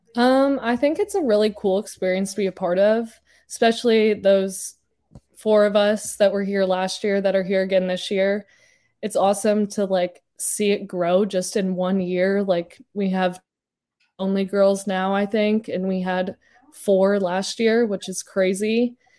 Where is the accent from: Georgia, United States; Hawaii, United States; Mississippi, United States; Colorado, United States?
Colorado, United States; Littleton; moved away; there wasn't much beach growing up in Colorado